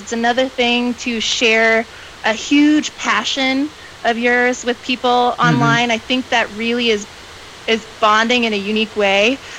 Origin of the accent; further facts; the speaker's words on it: Atlanta, Georgia, United States; moved away as an adult; also born or lived in Greenville, South Carolina; now in Oakland, United States; I'm originally from Atlanta, Georgia. So born and raised in the South